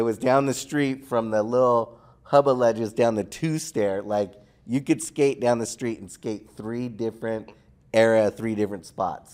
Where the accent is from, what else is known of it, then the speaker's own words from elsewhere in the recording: Torrance, California, United States; also born or lived in Redondo Beach; I grew up in Torrance, Redondo